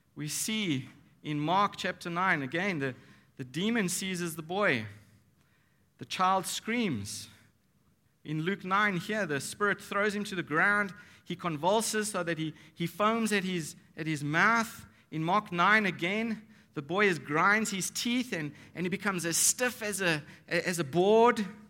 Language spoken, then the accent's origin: English; Nashik, Maharashtra, India; we're from Maharashtra. Nasik is in Maharashtra.